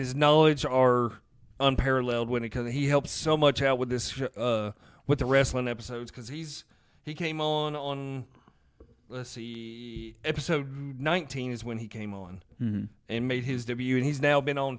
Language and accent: English; Boston, Massachusetts, United States; accent: Boston; my Boston accent.